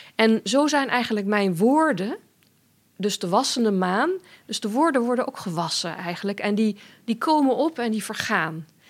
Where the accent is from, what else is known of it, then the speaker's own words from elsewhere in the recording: Germany; moved away; ik ben in Duitsland opgegroeid en ik schrijf ook soms in het Duits